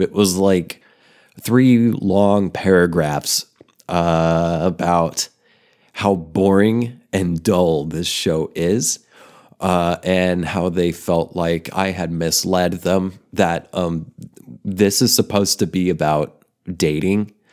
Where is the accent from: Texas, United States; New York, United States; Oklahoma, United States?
Oklahoma, United States; moved away as an adult; also born or lived in Denver, Colorado; I grew up in Oklahoma and I'm living in Oklahoma now